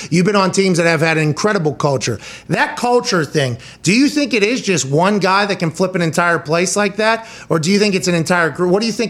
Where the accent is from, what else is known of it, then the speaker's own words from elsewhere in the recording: Pittsburgh, Pennsylvania, United States; we're two white trash dudes from Pittsburgh, right? I mean, that's what we are, but we're from Pittsburgh